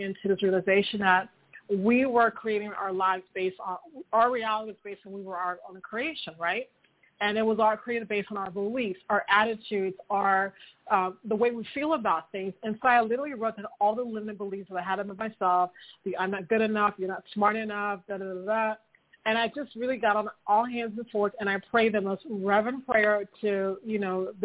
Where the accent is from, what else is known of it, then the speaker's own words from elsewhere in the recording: Miami, Florida, United States; moved away as an adult; now in Paris, France; I am from Miami in the States